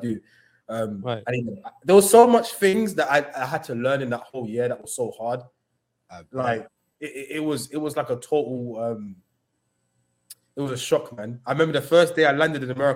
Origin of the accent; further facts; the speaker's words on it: London, United Kingdom; moved away as an adult; now in New York, United States; Growing up in London, especially with the area I come from in Tottenham